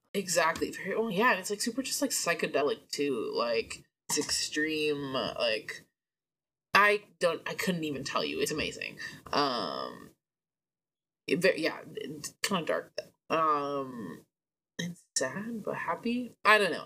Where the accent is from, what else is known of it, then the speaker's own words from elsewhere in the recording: Portland, Oregon, United States; moved away; we're both from Portland